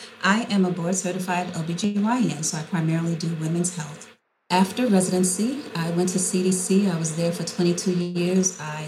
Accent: New York City, New York, United States; when I was a little girl growing up in Harlem

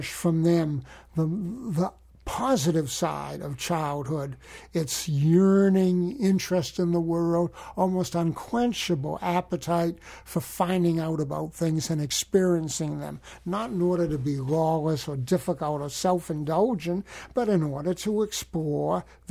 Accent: United States; I'm an American citizen. I was born in America

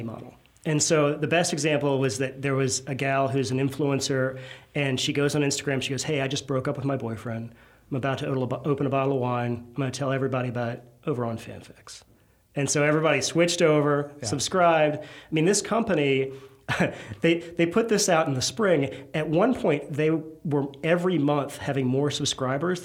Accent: Virginia, United States; now in Louisiana, United States; I'm not from Louisiana. I'm from Virginia originally.

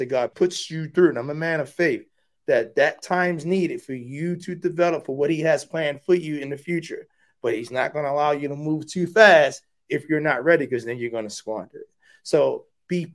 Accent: Baltimore, Maryland, United States; moved away; also born or lived in Mississippi; I'm a kid from West Baltimore

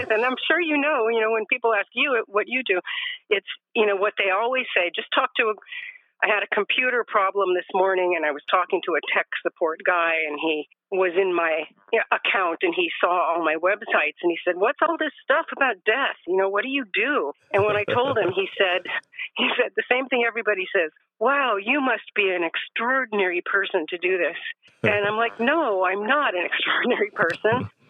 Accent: Los Angeles, California, United States; moved away as an adult; also born or lived in Arizona / Alabama / Oregon; now in Northern California, United States; I grew up in Los Angeles.

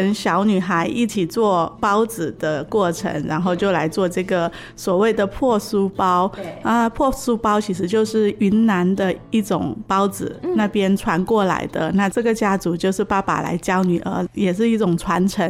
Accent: Mae Sai, Chiang Rai, Thailand; moved away as an adult; also born or lived in Taiwan; 我是来自清莱省美赛，嗯，就清莱

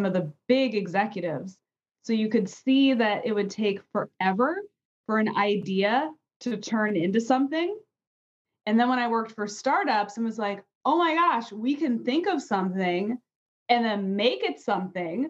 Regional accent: a suburb outside of DC in Virginia, United States; I grew up in a suburb outside of DC in Virginia

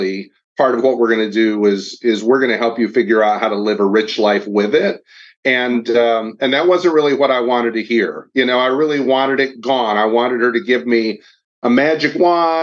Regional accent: Kalamazoo, Michigan, United States; moved away as an adult; now in Nashville, United States; I'm from Kalamazoo, Michigan, so a little north of your hometown

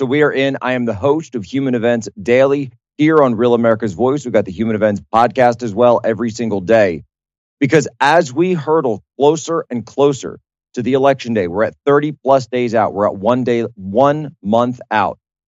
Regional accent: Southeast Pennsylvania, United States; moved away; I'm actually from here. This is where I used to play football. This is where I used to do, you know, this is my home. This is my home area.

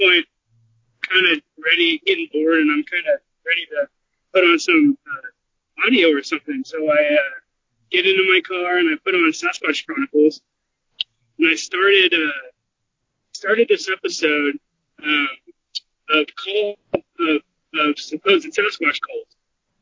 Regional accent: Portland, Oregon, United States; I'm from Portland, Oregon area.

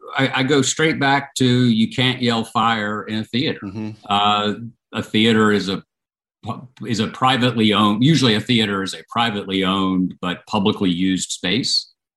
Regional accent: Chattanooga, Tennessee, United States; Chattanooga, Tennessee.

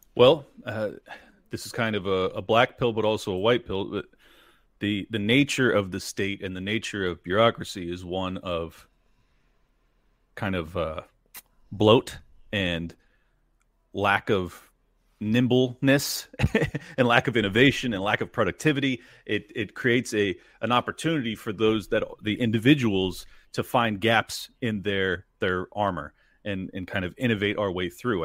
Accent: United States; as an American

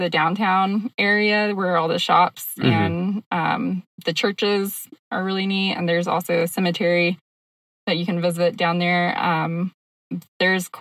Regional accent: Georgia, United States; moved away as an adult; also born or lived in Florida / California / Arizona; now in Colorado, United States; Georgia is my home state

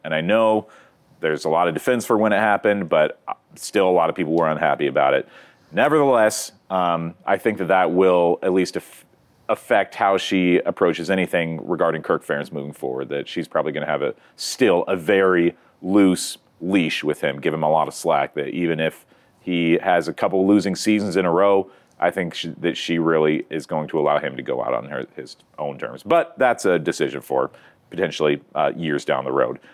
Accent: Iowa, United States; I was raised in Iowa

